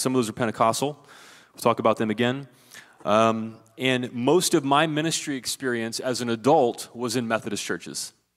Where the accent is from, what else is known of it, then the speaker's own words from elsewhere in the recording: southeastern Ohio, United States; moved away; when I was growing up in the backwoods of southeastern Ohio